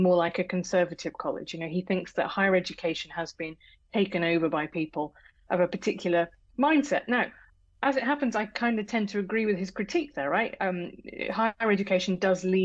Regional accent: United Kingdom; accent: British; as you can tell from my accent, I'm British.

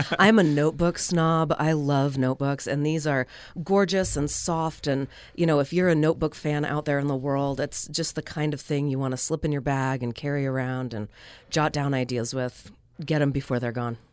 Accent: Northern California, United States; moved away as an adult; now in Logan, Utah, United States; I moved here from Northern California, where I was born and raised

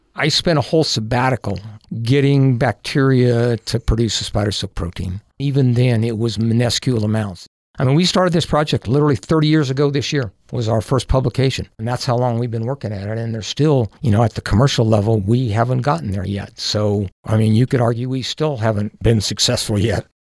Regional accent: Powell, Wyoming, United States; I grew up in Powell, Wyoming

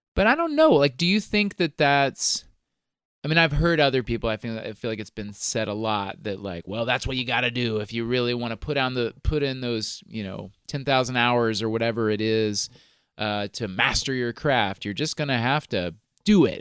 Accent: Kansas, United States; moved away; also born or lived in Virginia; I grew up in Kansas.

